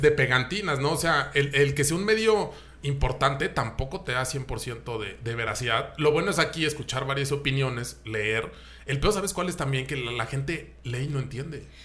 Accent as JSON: {"language": "Spanish", "country": "Mexico", "said": "como mexicanos"}